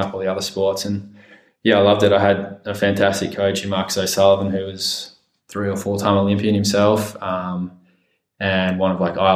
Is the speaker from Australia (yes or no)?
yes; Perth, Western Australia, Australia; also born or lived in Villanova, United States; I grew up in Perth